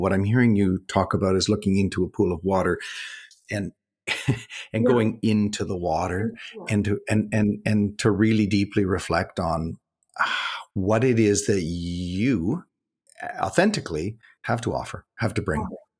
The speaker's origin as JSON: {"language": "English", "country": "Canada", "said": "As a Canadian"}